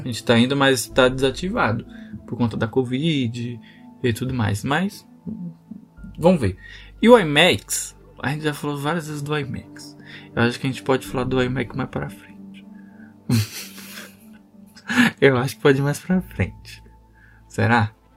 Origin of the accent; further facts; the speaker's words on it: Guarulhos, São Paulo, Brazil; a gente é de Guarulhos